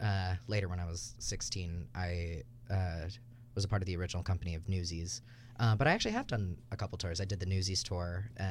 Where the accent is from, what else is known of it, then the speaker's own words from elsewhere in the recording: San Antonio, Texas, United States; moved away; because I'm from San Antonio, Texas